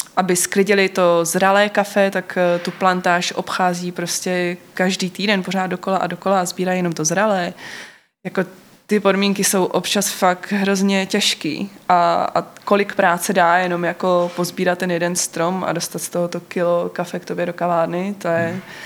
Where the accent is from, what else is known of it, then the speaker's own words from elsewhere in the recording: North Moravia, Czechia; also born or lived in London; now in Brno, Czech Republic; my jsme ze Severní Moravy